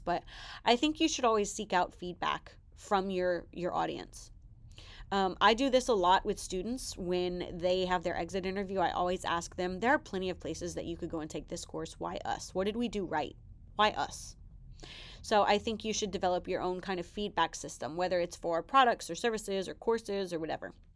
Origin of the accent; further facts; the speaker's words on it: the South, United States; I'm from the South